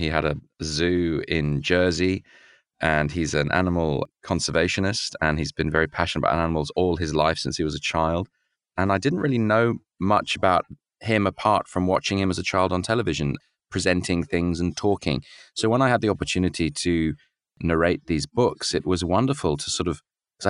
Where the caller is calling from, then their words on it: Sydney, New South Wales, Australia; I'm in Sydney, yes, with this lovely smell of smoke this morning from the bushfires, which are still raging, unfortunately, and it's pretty tragic.